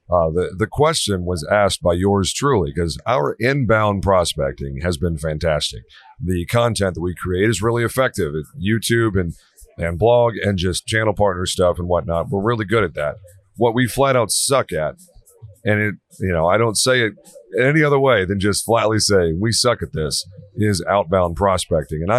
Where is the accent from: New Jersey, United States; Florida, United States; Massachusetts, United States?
Florida, United States; Ocala; Ocala, Florida.